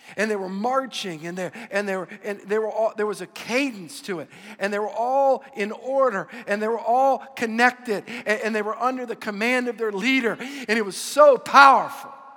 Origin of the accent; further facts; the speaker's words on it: Louisiana, United States; I'm from Louisiana. We're all Catholic